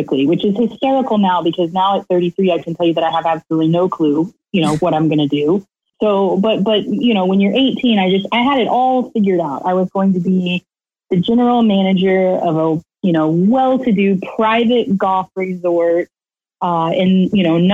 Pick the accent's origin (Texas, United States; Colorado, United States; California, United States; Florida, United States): Florida, United States; Lake Wales; I'm from right here in Central Florida. I grew up in Lake Wales, right smack in the middle of Polk County.